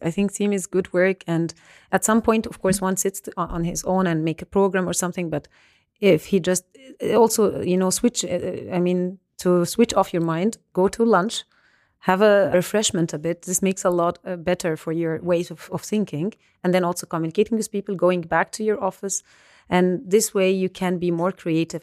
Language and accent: English; Alexandria, Alexandria Governorate, Egypt; moved away as an adult; also born or lived in Ulm, Germany; now in Germany; I was born and raised in Alexandria, Egypt. I moved to Germany to study for my master's uh, degrees